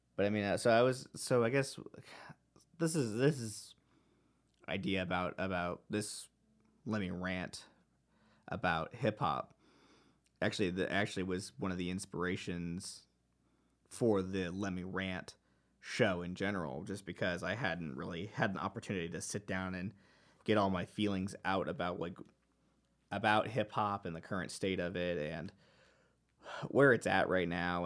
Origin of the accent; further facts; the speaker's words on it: Dallas, Texas, United States; I grew up in the Dallas area of Texas